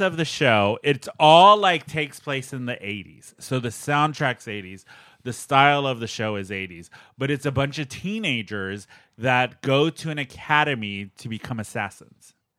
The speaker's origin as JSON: {"language": "English", "town": "San Diego", "region": "California", "country": "United States", "tie": "born or raised there", "said": "I grew up in San Diego"}